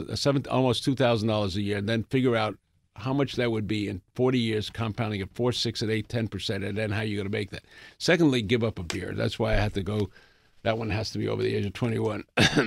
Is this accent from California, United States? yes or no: no; Bronx, New York, United States; I grew up in the Bronx